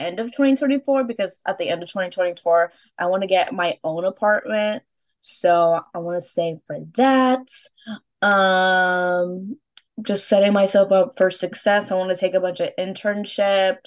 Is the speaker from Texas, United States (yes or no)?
yes; Texas, United States; I'm famously Texan